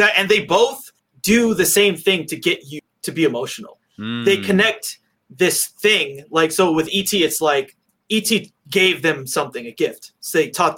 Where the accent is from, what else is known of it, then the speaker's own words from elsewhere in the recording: United States; as an American kid